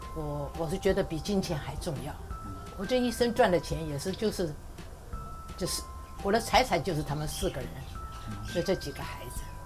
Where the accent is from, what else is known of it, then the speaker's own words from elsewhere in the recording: Taiwan; also born or lived in Weihai / Qingdao / Taipei / Keelung; 我们来台湾，我爸爸就买的房子，买的罗斯福路跟那个和平西路那个地方。那是我就在上，呃，隆安国小，现在隆安国小进去的。那个后来我就在那里念到大概快四年级